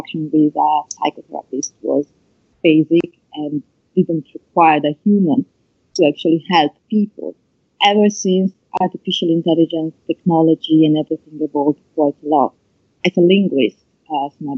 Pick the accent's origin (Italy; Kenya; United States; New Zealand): Italy; accent: Italian; English is a second language; my awkward Italian accent